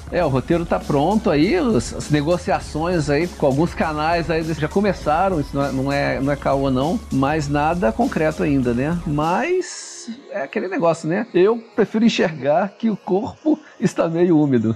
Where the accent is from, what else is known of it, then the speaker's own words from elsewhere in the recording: Volta Redonda, Rio de Janeiro, Brazil; eu cresci é, em Volta Redonda